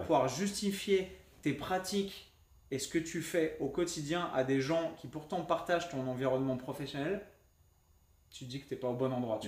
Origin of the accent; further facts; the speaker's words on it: France; parce qu'on est français, on est râler